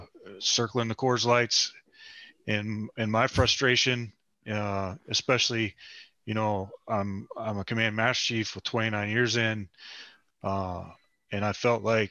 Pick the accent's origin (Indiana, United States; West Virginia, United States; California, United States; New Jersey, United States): West Virginia, United States; we're both from West Virginia.